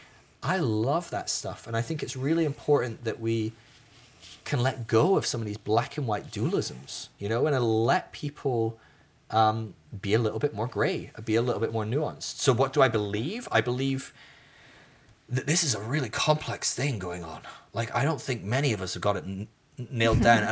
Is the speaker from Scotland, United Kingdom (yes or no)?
yes; Scotland, United Kingdom; moved away; being Scottish is the same part of who I am and I'm not living in Scotland anymore